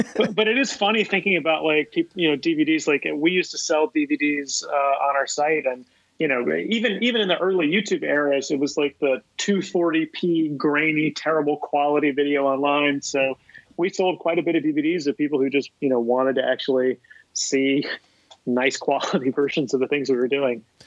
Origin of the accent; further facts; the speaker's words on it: Columbia, South Carolina, United States; moved away as an adult; now in New York, United States; I grew up in Columbia, South Carolina